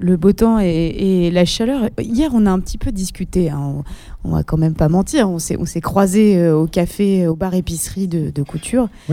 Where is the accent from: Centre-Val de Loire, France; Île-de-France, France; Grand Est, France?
Île-de-France, France; Paris; je suis en tant que parisienne